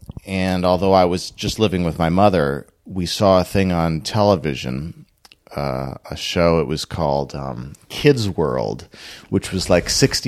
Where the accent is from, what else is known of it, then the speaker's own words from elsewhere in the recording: Minneapolis, Minnesota, United States; also born or lived in Washington State; I'm from Minneapolis.